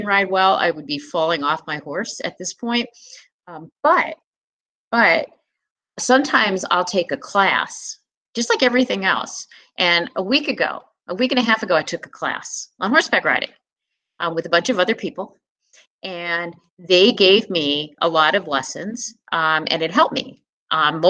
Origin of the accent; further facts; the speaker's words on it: Philadelphia, Pennsylvania, United States; moved away; also born or lived in New England; when I was growing up in Philadelphia